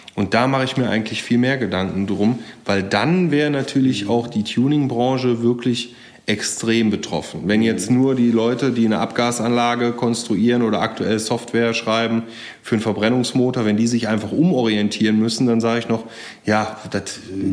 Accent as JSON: {"language": "German", "town": "Geldern", "region": "North Rhine-Westphalia", "country": "Germany", "tie": "born or raised there", "also_born_or_lived": "Jülich", "moved": "yes", "lives_now": "Berlin, Germany", "said": "ich bin auch auf dem Land groß geworden, ja, erst in, in Geldern am wunderschönen Niederrhein"}